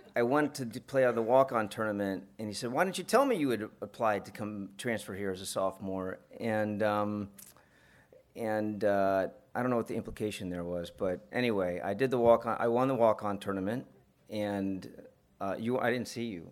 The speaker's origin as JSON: {"language": "English", "town": "Atlanta", "region": "Georgia", "country": "United States", "tie": "born or raised there", "also_born_or_lived": "New Jersey / Italy", "said": "I was born in New Jersey, and then I lived in Italy, and then I grew up in Atlanta"}